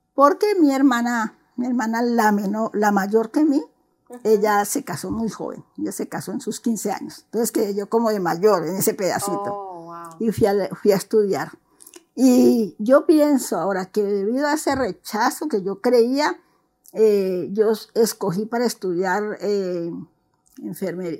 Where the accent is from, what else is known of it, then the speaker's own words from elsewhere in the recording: Juanchito, Valle del Cauca, Colombia; soy colombiana, eh, nací en, no en Cali, nací en Juanchito.